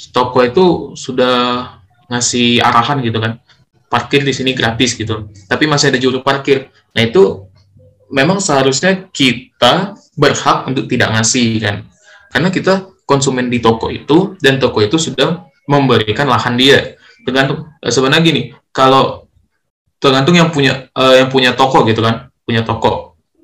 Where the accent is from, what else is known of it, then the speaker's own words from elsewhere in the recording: Lubuklinggau, South Sumatra, Indonesia; aku asli Linggau